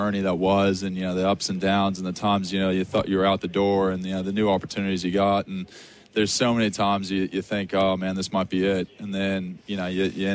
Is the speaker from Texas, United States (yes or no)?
yes; Texas Rangers hometown, United States; moved away as an adult; now in Australia; My hometown